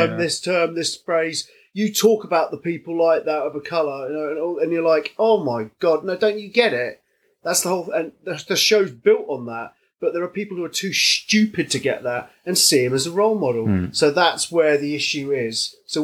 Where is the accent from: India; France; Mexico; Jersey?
Jersey; we're from Jersey.